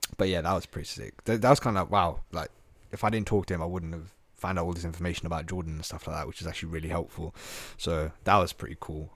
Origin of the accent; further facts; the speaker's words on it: Slough, South East England, United Kingdom; I was out from Slough.